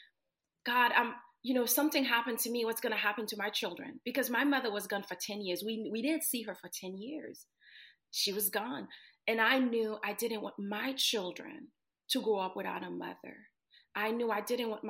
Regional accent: Haiti; moved away; I was born and raised in Haiti

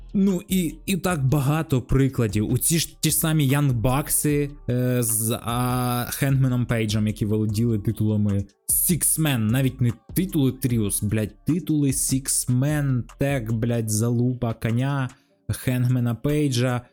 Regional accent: Kharkiv, Kharkiv Oblast, Ukraine; я з Харкова

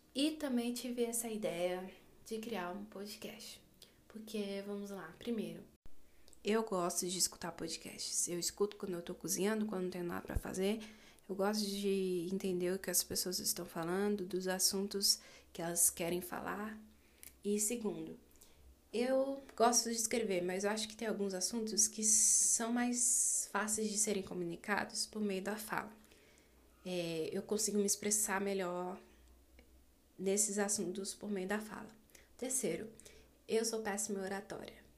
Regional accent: Brasília, Federal District, Brazil; sou brasileira, moro e nasci no Distrito Federal, aqui no quadradinho do Centro-Oeste brasileiro

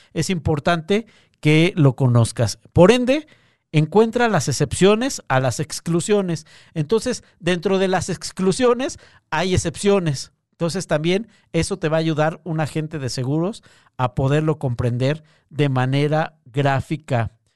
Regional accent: Mexico

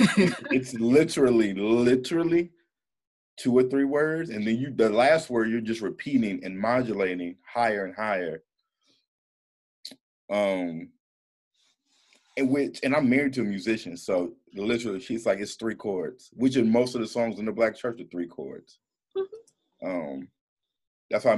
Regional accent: St. Louis, Missouri, United States; now in Atlanta, United States; I'm from St. Louis and living in Atlanta

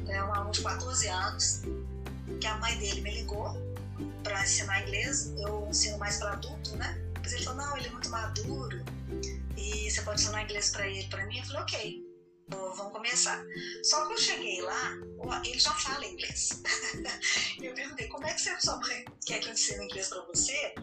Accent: Brazil; nós somos brasileiros

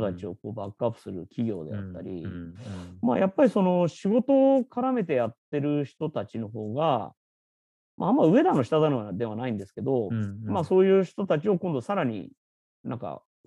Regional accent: Tokyo, Japan; 東京生まれなんですけど

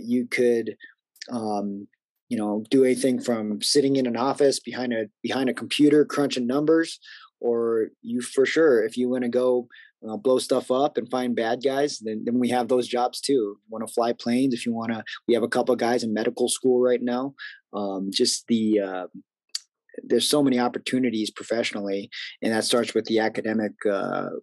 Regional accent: Colorado Springs, Colorado, United States; moved away; I grew up in Colorado Springs

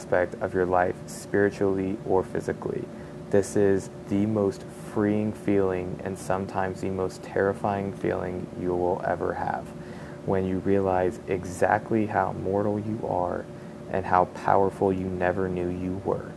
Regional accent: Oklahoma, United States; growing up in Oklahoma, in the middle of Tornado Alley

